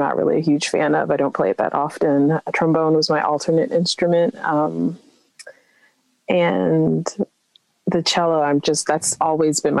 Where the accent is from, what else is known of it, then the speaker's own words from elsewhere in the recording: Baltimore, Maryland, United States; I'm from Baltimore